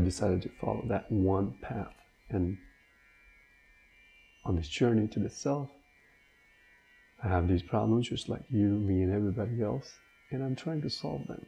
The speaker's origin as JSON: {"language": "English", "country": "India", "tie": "born or raised there", "said": "born and raised in India"}